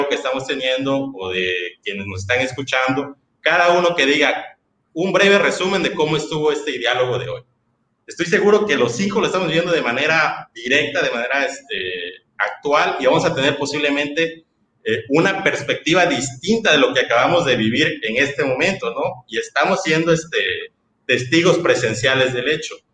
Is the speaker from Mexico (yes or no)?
yes; Mexico; como sociedad, o como nación, o como mexicanos que nos